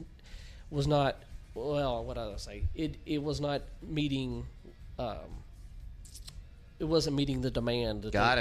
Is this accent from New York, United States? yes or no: no; Birmingham, Alabama, United States; moved away; I am originally from Birmingham, Alabama